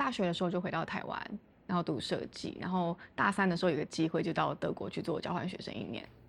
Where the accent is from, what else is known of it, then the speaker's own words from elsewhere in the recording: Bangkok, Thailand; now in Taiwan; 我大概出生的时候，我爸爸就是到泰国。去崇尚，